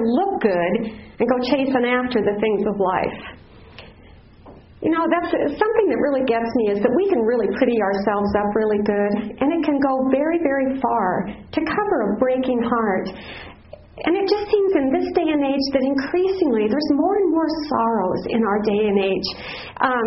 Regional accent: Black Hills, South Dakota, United States; moved away; I grew up in the Black Hills in South Dakota, not too far from Mount Rushmore

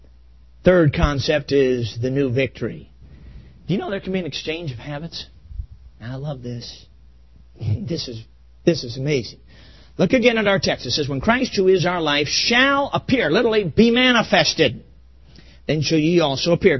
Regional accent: Chicago, Illinois, United States; now in Ann Arbor, United States; I grew up in Chicago

